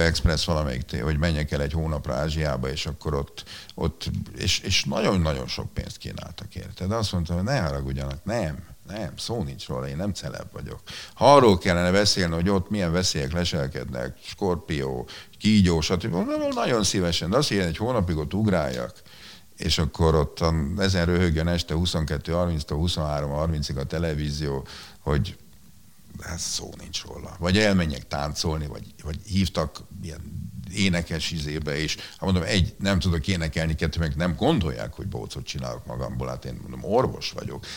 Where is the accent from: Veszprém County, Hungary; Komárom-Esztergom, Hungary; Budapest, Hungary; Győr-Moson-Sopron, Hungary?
Budapest, Hungary; én itt nőttem föl nem messze innen, itt a, ugye most itt vagyunk a Vörösmarty téren, a Ferenciek terén